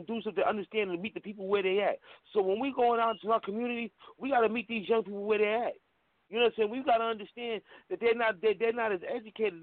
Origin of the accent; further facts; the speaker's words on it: New York City, New York, United States; I'm born and raised in Harlem, New York